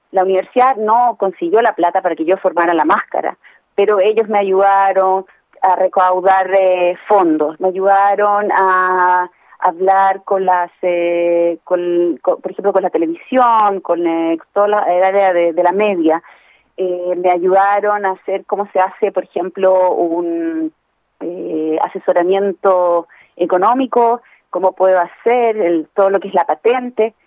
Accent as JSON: {"language": "Spanish", "town": "Santiago", "region": "Santiago Metropolitan Region", "country": "Chile", "tie": "born or raised there", "moved": "yes", "lives_now": "Israel", "said": "soy la hija mayor de dos padres sordos que crecí en Santiago"}